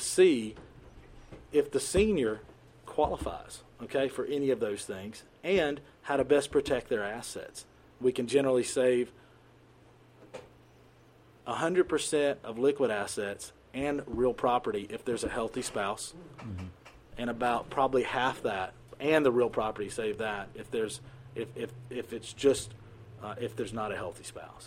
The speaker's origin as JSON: {"language": "English", "country": "United States", "tie": "born or raised there", "said": "I grew up in the United States."}